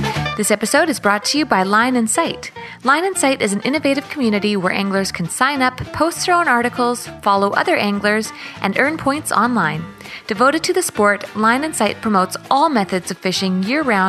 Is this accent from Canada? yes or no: yes; British Columbia, Canada; I'm born in BC, but I'm not First Nations